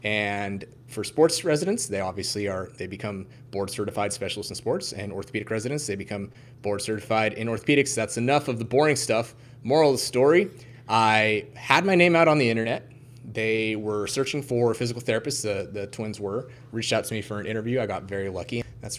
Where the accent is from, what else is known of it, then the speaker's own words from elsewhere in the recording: Kansas, United States; I'm originally from Kansas, the southwest corner of Kansas. I would say the butthole of the United States.